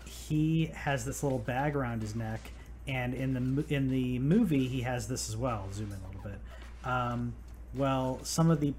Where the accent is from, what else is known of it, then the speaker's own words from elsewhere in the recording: United States; I'm American